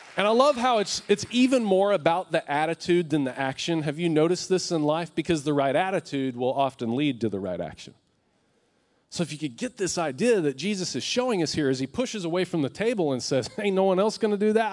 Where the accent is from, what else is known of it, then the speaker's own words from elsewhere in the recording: West Texas, United States; I'm from West Texas, so I say it like this.